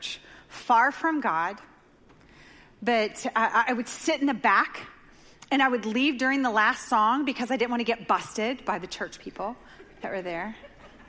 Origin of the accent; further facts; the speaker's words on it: Dover, Oklahoma, United States; The great destination city of Dover, Oklahoma, population 500, is my hometown. That's where I grew up.